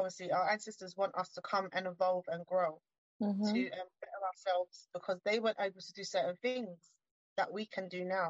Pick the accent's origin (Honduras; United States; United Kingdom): United Kingdom; England; born there; I was born in England. My mother is from Uruguay, South America.